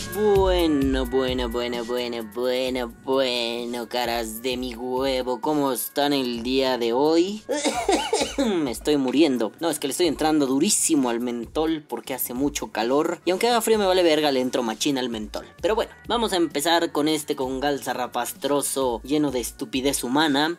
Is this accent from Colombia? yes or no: no; Mexico